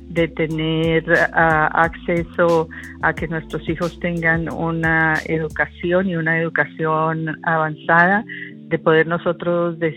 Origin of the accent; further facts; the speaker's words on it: Colombia; now in United States; soy colombiana de nacimiento y ciudadana americana porque hice el resto de mi vida acá en los Estados Unidos.